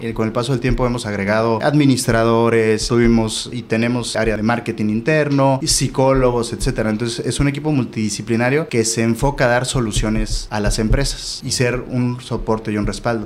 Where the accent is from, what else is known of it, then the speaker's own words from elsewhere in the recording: Oaxaca, Mexico; moved away as an adult; now in Tijuana, Mexico; Yo soy del estado de Oaxaca, nací ahí, estudié ahí la licenciatura en Derecho